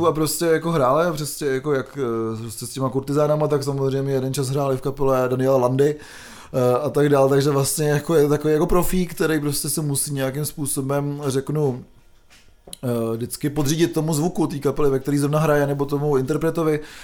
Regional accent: České Budějovice, South Bohemian Region, Czechia; pocházím z Českých Budějovic

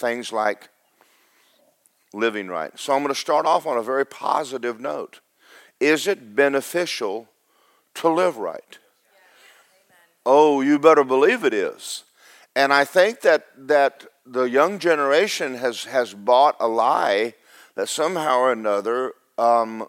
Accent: Athens, Georgia, United States; I grew up in Athens, Georgia

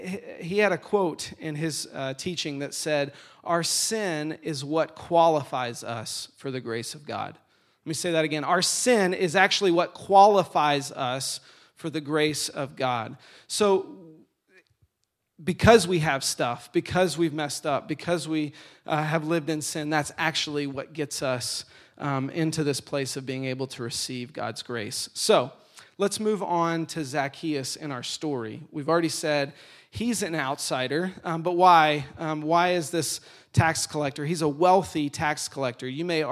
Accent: Atlanta, Georgia, United States; Okay, I grew up in Atlanta. I was a big Atlanta Braves fan.

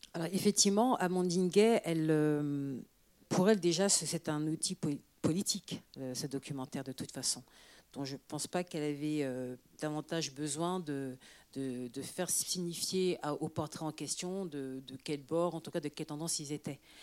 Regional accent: France; also born or lived in Senegal (parents); je suis française

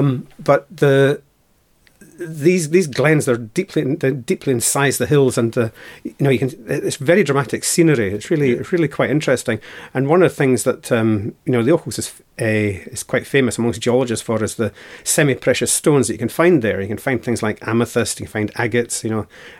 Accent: Stirling, Scotland, United Kingdom; I'm originally from the Stirling area. Moved around a bit, been to various places.

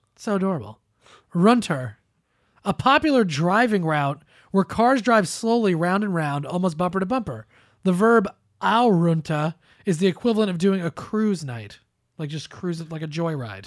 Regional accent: New Jersey, United States; me and Joey are both from New Jersey

